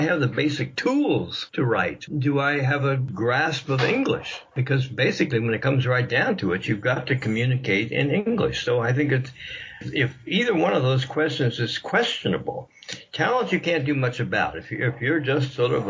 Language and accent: English; Washington, District of Columbia, United States; I was born in Washington, D.C.